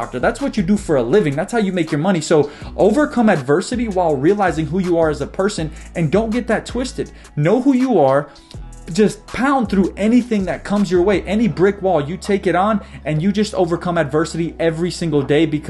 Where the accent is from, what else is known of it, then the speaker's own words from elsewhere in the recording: United States; I was born in America